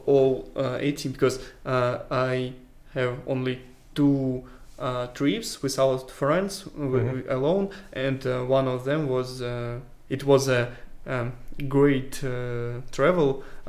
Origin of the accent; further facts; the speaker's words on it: Moscow, Russia; English is a second language; I was born in Moscow